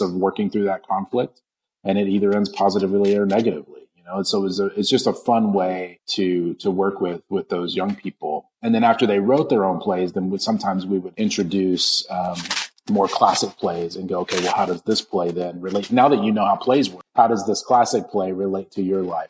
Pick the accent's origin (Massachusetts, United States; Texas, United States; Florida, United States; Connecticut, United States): Texas, United States; Odessa; now in Raleigh, United States; I grew up in West Texas, um, in Odessa, Texas, actually